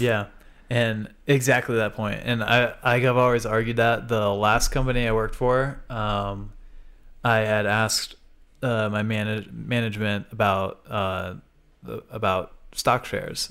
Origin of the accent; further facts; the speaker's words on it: Florida, United States; moved away; growing up in Florida, where we could go every few weekends or every month